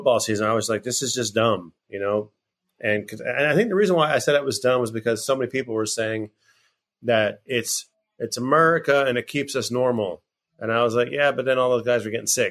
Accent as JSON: {"language": "English", "region": "New England", "country": "United States", "tie": "born or raised there", "said": "I grew up in New England"}